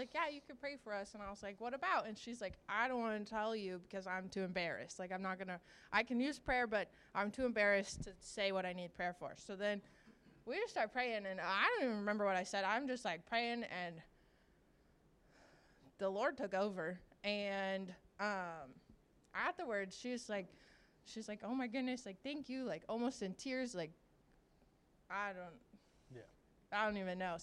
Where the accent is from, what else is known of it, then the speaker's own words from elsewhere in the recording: Virginia, United States; I'm from Virginia